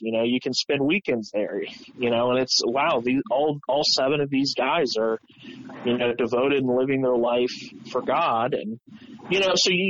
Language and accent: English; Columbus, Ohio, United States; I was a Columbus kid.